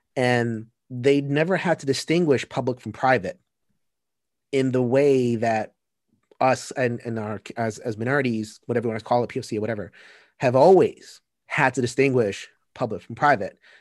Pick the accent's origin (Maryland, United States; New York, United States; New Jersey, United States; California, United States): New York, United States; New York City; I grew up in Sunset Park, Brooklyn